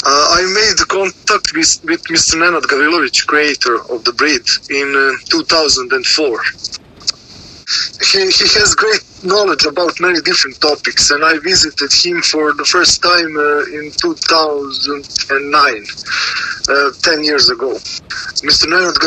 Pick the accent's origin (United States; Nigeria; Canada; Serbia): Serbia; I am from Serbia.